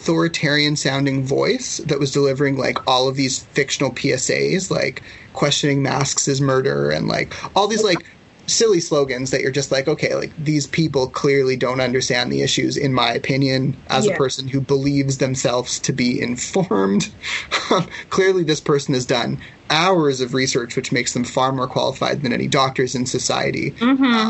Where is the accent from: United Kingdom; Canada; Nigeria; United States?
Canada; Ladner, British Columbia; I grew up in Ladner